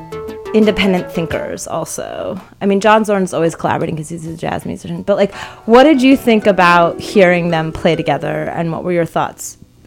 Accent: United Kingdom; I'm British, by the way.

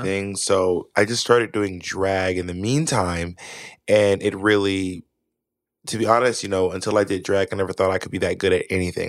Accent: Atlanta, Georgia, United States; also born or lived in Manhattan, New York; now in New York, United States; I live in Manhattan. Mm-hmm. I'm from Atlanta, Georgia

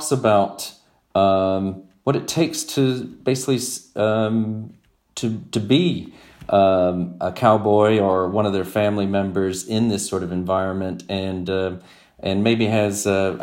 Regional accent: Texas, United States; born and raised in Texas

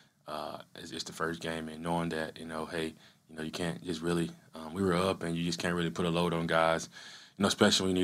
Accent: Yazoo City, Mississippi, United States; moved away as an adult; another guy from Mississippi, actually from my hometown. He went to, you know, the high school, Yazoo County. I went to Yazoo City High

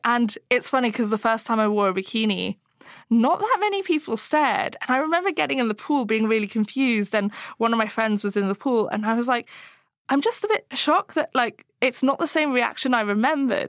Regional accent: Hong Kong; I grew up in Hong Kong

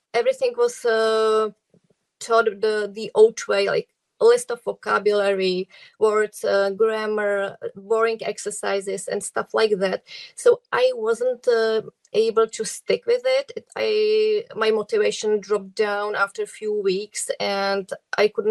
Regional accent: Czechia; English is a second language; I come from the Czech Republic.

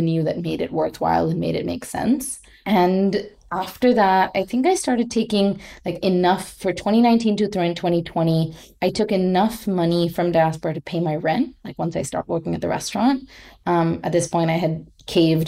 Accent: India; moved away as an adult; also born or lived in Oakland, California / Mumbai; I grew up in India knowing that I was upper class

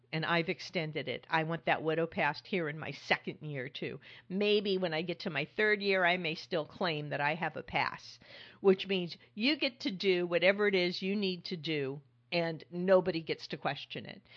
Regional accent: California, United States; now in New York, United States; I grew up in California

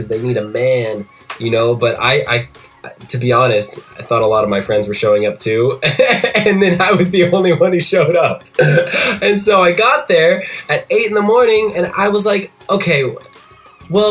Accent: Indiana, United States; moved away; my backyard in Indiana

